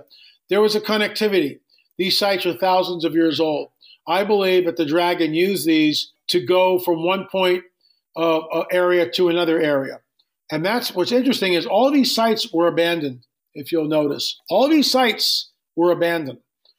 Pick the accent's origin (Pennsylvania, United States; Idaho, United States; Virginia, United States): Pennsylvania, United States; Valley Forge; I grew up right outside of Valley Forge, 3 miles from Valley Forge, Pennsylvania.